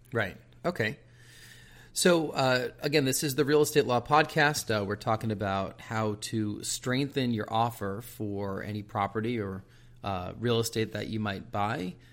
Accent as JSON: {"language": "English", "region": "outside New York City", "country": "United States", "tie": "born or raised there", "moved": "yes", "said": "I grew up outside New York City"}